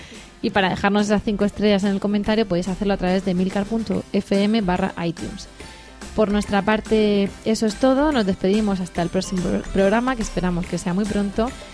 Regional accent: Region of Murcia, Spain; Así de estupendos somos los murcianos, así de acogedores, de hospitalarios

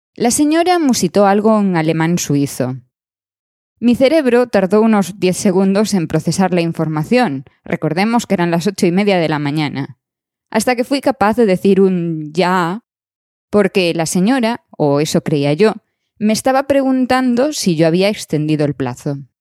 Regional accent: Spain; moved away; España es una parte de nosotros

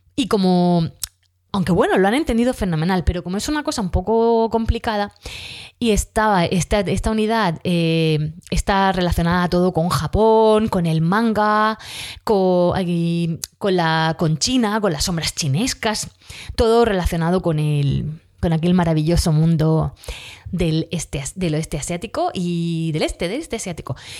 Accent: Region of Murcia, Spain; accent: Murcian, southern; nosotros aquí en Murcia pues eh, no terminamos todas las palabras, nos comemos

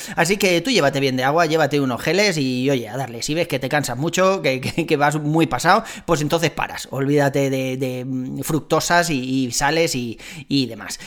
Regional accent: Spain; Somos españoles

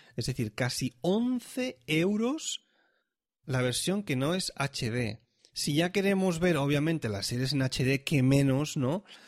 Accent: Catalonia, Spain; now in Switzerland; yo ya nací en Cataluña

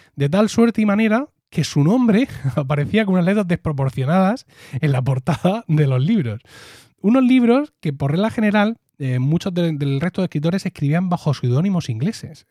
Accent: Blanca, Region of Murcia, Spain; el Ayuntamiento de Blanca, que es mi pueblo

